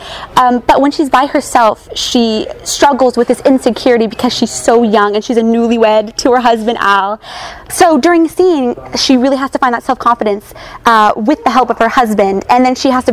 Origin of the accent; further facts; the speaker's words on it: Huntington Beach, California, United States; I'm from Huntington Beach, California.